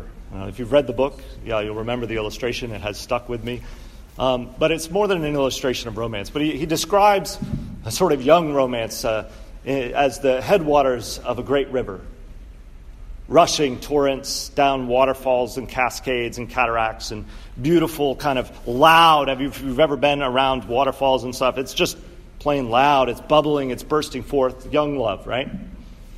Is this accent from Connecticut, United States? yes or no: yes; Connecticut, United States; also born or lived in Pittsburgh; my home state of Connecticut